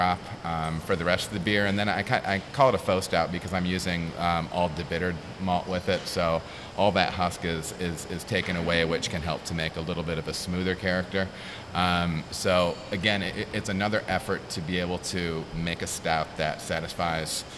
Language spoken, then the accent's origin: English; Michigan, United States; moved away; I'm from Michigan